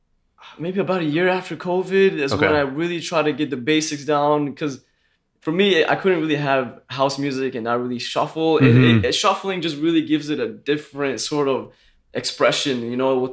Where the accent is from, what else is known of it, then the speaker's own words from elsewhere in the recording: Schenectady, New York, United States; My family's all from Afghanistan, but I was born and raised here in Schenectady, down the street from this guy